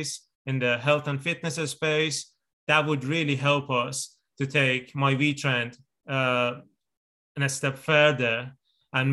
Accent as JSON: {"language": "English", "country": "Iran", "moved": "yes", "said": "I'm originally from Iran"}